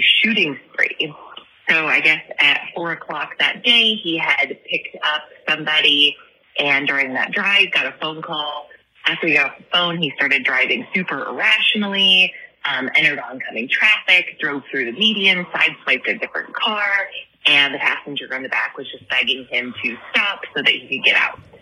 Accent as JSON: {"language": "English", "town": "Kalamazoo", "region": "Michigan", "country": "United States", "said": "I am also from Kalamazoo"}